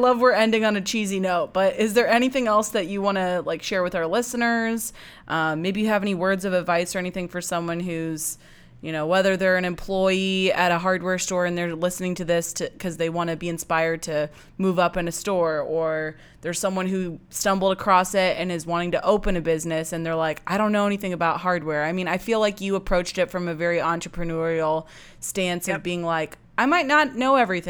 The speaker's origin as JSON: {"language": "English", "region": "Illinois", "country": "United States", "said": "Everyone thought I was from Wisconsin, which is okay. I guess I have a Wisconsin vibe, although Illinois, you know, Illinois is pretty close."}